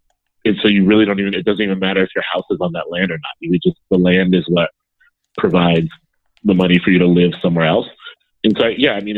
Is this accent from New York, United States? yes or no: no; Columbus, Ohio, United States; Yeah, born and raised in Columbus. And now back in Columbus, hopefully forever.